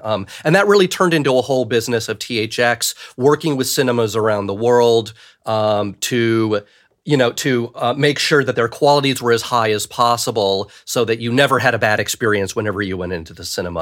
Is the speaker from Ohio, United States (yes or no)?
yes; Cleveland, Ohio, United States; I grew up in Cleveland, Ohio